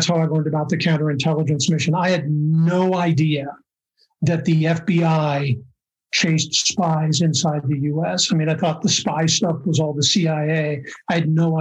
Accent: Seattle, Washington, United States; I grew up in Seattle

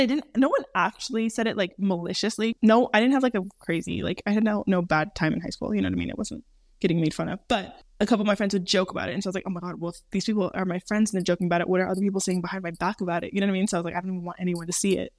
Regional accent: California, United States; moved away as an adult; also born or lived in Minnesota / Santa Clarita, California; now in Europe; Jordan and I were both raised in California. Jordan born in California, me just raised because I was born in Minnesota but moved to California when I was around 9 years old

